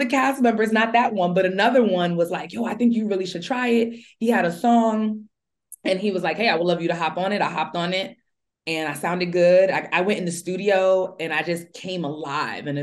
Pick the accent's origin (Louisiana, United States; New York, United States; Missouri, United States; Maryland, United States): New York, United States; New York City; I'm from Brooklyn, East New York, specifically pre-gentrified Brooklyn